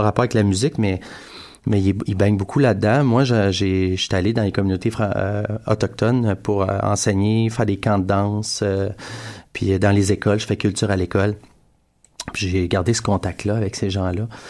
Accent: Montreal, Quebec, Canada; on est de Montréal, fait qu'il euh, y a une urbanité dans ce qu'on fait.

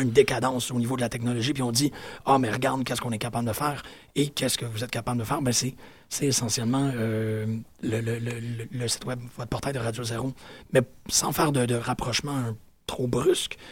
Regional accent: Quebec, Canada

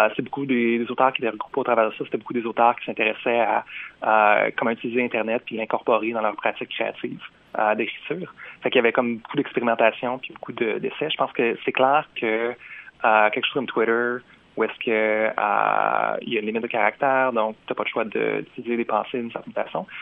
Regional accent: Jonquière, Quebec, Canada; first language French; moved away as an adult; now in Montreal, Canada; j'ai étudié comme dans ma ville natale, qui est Jonquière

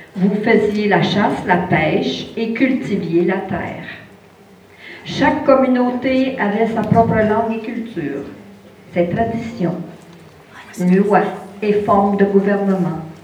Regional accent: Odanak, Quebec, Canada; je suis à Benaki, je viens de la communauté d'Odanak

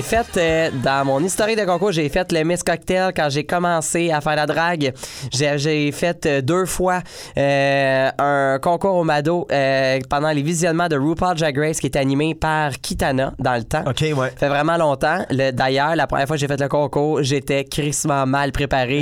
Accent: Joliette, Quebec, Canada; Joliette qui est ma ville natale

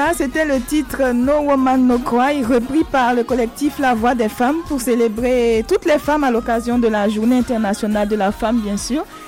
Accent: Côte d’Ivoire; mon pays, chez moi, en Côte d'Ivoire

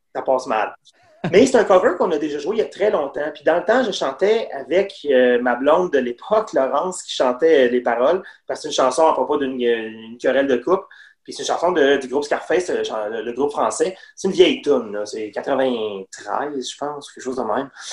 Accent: Longueuil, Quebec, Canada; nous autres, on vient de Longueuil.

